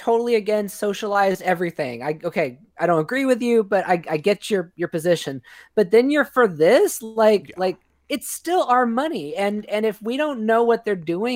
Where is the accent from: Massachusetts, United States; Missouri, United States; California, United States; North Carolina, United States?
California, United States; Modesto; my hometown in California, this is Modesto